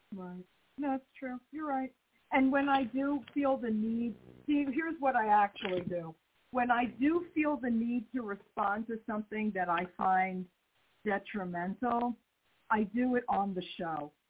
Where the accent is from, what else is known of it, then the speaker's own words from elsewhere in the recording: New York, United States; moved away; I was raised in New York